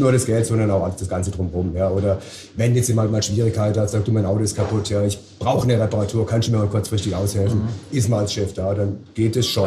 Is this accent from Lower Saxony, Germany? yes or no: no; Titisee, Baden-Württemberg, Germany; ich komme aus Titisee, das ist ja gerade mal 10 Kilometer von hier.